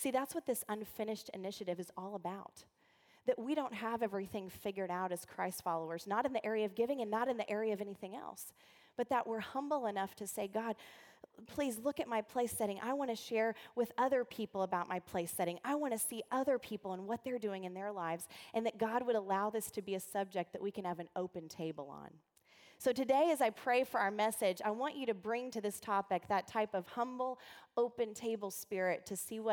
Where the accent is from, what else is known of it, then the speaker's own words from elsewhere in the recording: the South, United States; I'm from the South